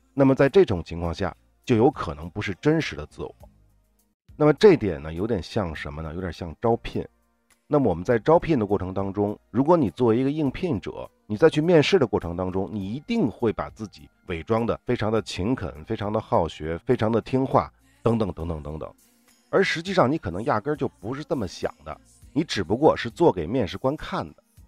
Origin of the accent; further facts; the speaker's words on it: China; 我们中国人说的仙人跳